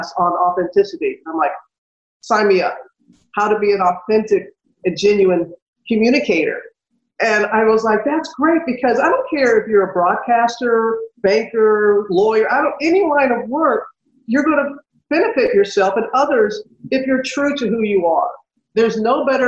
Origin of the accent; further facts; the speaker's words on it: United States; moved away; when my hometown was destroyed by Hurricane Katrina